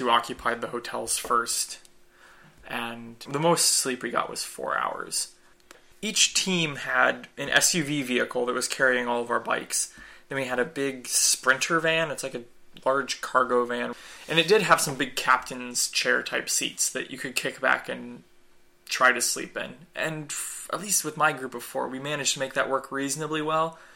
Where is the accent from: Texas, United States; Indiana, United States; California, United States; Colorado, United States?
Indiana, United States; Kokomo; also born or lived in Bloomington, Indiana; I'm from Kokomo, but I went to school at Indiana University, which is in Bloomington